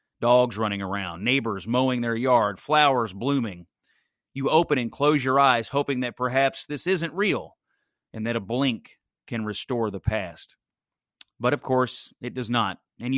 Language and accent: English; Dawson Springs, Kentucky, United States; My hometown of Dawson Springs